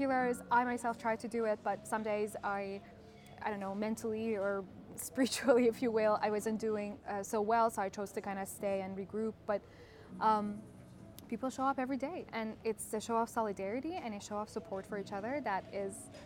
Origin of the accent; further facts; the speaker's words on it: Iran; moved away as an adult; also born or lived in Canada; now in Yerevan, Armenia; I grew up in Iran until I was 23.